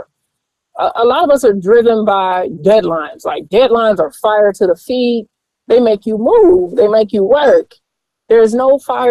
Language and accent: English; Atlanta, Georgia, United States; I'm from the South. I'm from Atlanta, ATLANCA. And we raised in the church